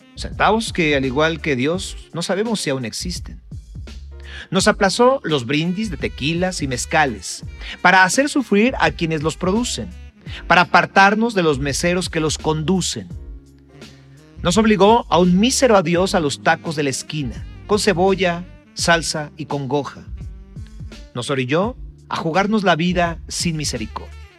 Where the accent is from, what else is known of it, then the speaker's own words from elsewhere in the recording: Mexico; como, mexicano